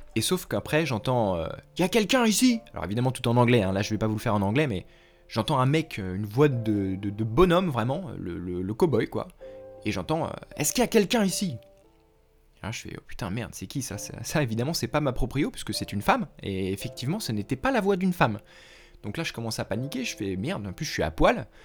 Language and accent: French; France; moved away as an adult; now in United States; je suis français